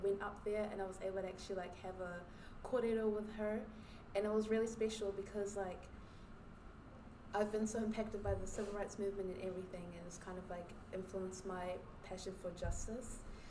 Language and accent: English; New Zealand; yes, I'm black. I'm not African-American, no, but I'm, like, Nigerian. But growing up in New Zealand, I've kind of had, like, an identity crisis.